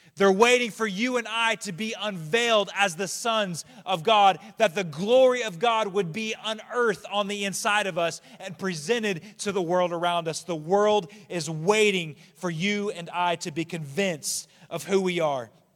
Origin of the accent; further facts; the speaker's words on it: United States; as an American